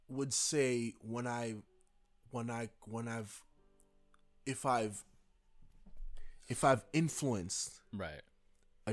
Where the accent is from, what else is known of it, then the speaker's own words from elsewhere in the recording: Jamaica; I'm Jamaican